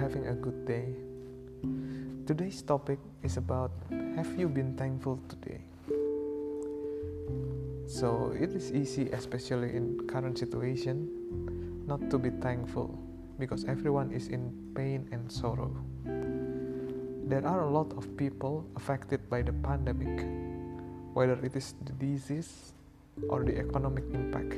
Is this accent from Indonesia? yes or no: yes; Indonesia; I am from Indonesia